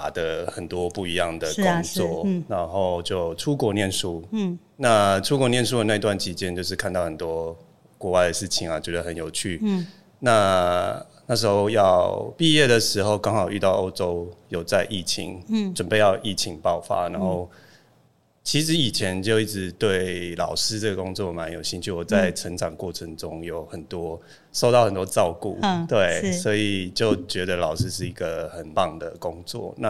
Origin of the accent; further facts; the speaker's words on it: Chiayi, Taiwan; 然后呃，我就是嘉义人，然后对，这很重要。